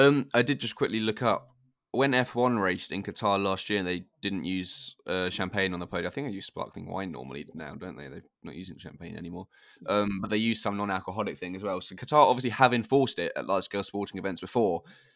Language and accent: English; East of England, United Kingdom; now in Bournemouth, United Kingdom; I'm from Hertfordshire, living in Bournemouth. I can't get much more southern.